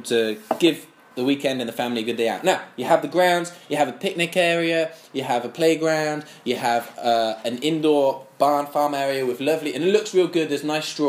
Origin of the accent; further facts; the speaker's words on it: England, United Kingdom; now in Changzhou, China; Being English